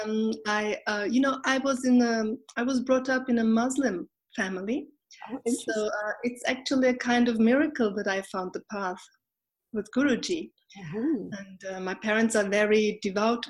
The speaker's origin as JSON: {"language": "English", "country": "Austria", "tie": "born or raised there", "also_born_or_lived": "Turkey", "moved": "yes", "lives_now": "Berlin, Germany", "said": "when I was a little baby, about 2 years old, my parents, God bless them, they brought me to Austria, and there I grew up."}